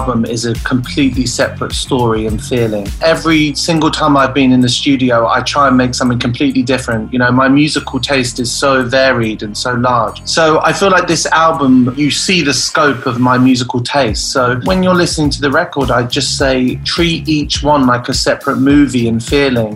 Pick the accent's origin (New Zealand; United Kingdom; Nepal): United Kingdom; the horrible winters we have over here in the UK